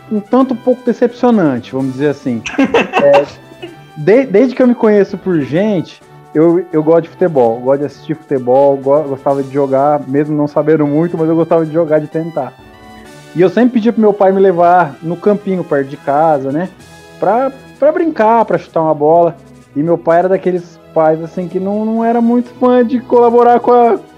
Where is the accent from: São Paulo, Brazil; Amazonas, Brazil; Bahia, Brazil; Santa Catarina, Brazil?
São Paulo, Brazil; Não, paulistano. sou paulistano.